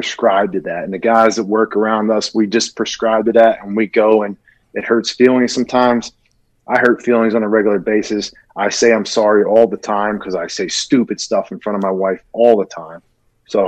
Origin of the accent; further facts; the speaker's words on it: Philadelphia, Pennsylvania, United States; moved away as an adult; I was a kid from Philly